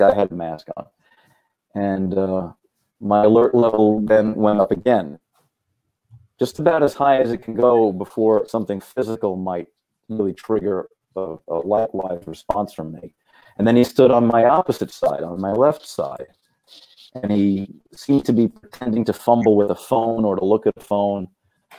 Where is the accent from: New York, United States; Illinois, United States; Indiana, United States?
New York, United States; New York City; I grew up in Brooklyn